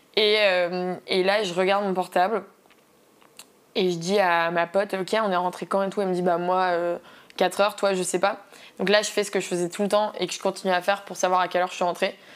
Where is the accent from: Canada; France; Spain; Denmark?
France; Paris, Île-de-France; je viens de Paris, j'habite à Paris.